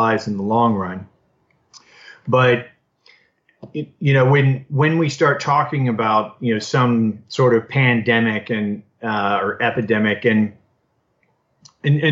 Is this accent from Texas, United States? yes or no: yes; Austin, Texas, United States; I'm in my hometown of Austin